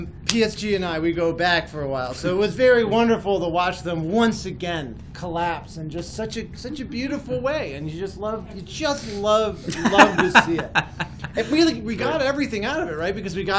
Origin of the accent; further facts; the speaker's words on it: Madrid, Community of Madrid, Spain; also born or lived in United States; Well, look, I grew up in Madrid and in the States.